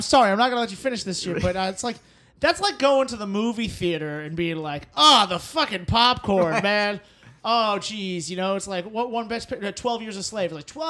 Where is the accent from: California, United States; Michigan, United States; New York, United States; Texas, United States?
New York, United States; New York City; Chestnuts are the side because I'm from New York, and it just reminds me of New York winters when we have chestnuts.